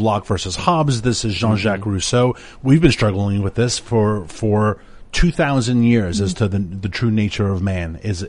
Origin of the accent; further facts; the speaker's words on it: New York, United States; moved away; my hometown of New York